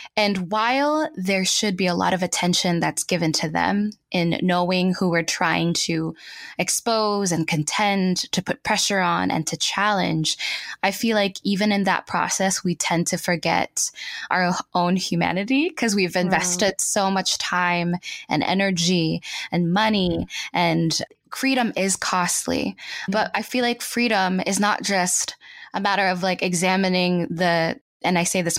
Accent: Los Baños, Calabarzon, Philippines; So I was born and raised in the Philippines. I was in Los Baños, Laguna.

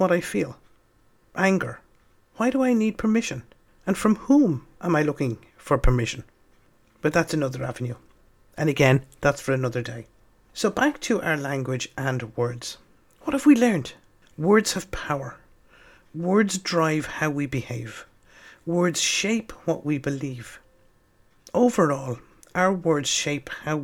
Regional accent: Dublin, Leinster, Ireland; I'm from Dublin

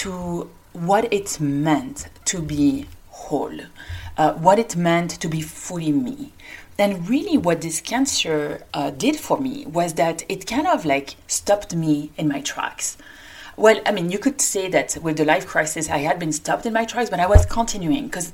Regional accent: France; accent: French; English is a second language; moved away as an adult; also born or lived in Paris, France / Lyon, France / New York City, United States; now in Denver, United States; I, like my accent indicates, I come from France

